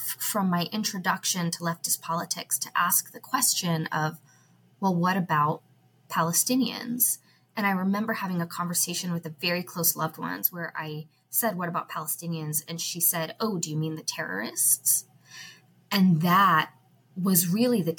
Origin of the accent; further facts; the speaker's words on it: United States; I was raised in the United States.